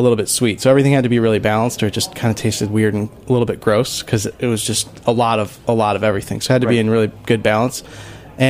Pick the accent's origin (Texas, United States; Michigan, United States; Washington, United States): Michigan, United States; Huntington Woods; moved away; also born or lived in Ann Arbor, Michigan; we both grew up outside of Detroit